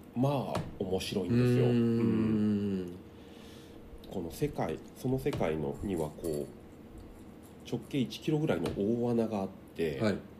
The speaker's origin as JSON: {"language": "Japanese", "town": "Takasaki", "region": "Gunma", "country": "Japan", "tie": "born or raised there", "said": "地元の高崎"}